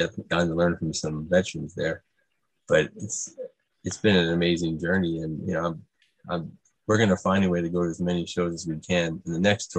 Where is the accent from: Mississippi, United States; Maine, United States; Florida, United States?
Florida, United States; Miami; I grew up in Miami, but I was always a Bulls fan because of Michael Jordan and Scottie Pippen.